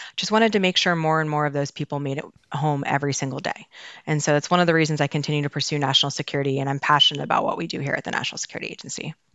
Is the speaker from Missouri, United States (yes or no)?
no; Baltimore, Maryland, United States; I am born and raised in Baltimore